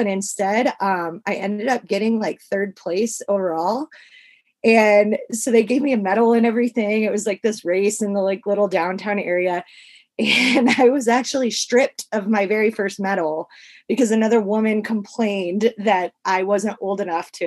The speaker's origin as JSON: {"language": "English", "town": "St. Charles", "region": "Missouri", "country": "United States", "tie": "born or raised there", "moved": "yes", "lives_now": "California, United States", "said": "So I live in like the mountains in California now, but I grew up in St. Charles, Missouri, which is like a suburb of St. Louis."}